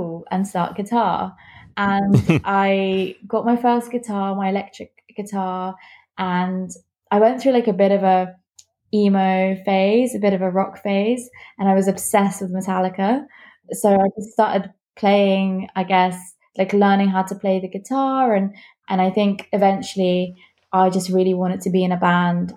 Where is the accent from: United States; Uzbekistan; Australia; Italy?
Uzbekistan; moved away; I'm from Uzbekistan.